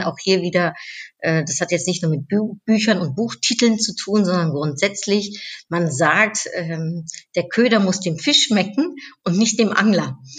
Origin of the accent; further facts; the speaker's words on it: Germany; also born or lived in Netherlands; Ich ähm, bin in den Niederlanden äh, geboren, ich bin in Deutschland aufgewachsen.